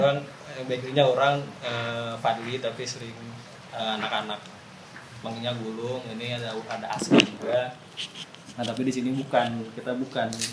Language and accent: Indonesian; West Java, Indonesia; kita asli Anak Pasundan